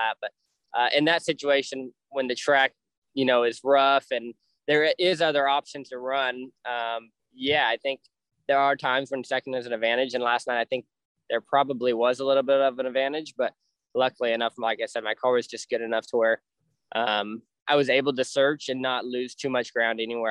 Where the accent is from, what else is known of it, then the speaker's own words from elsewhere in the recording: California, United States; moved away as an adult; now in Indiana, United States; I grew up in California racing outlaw carts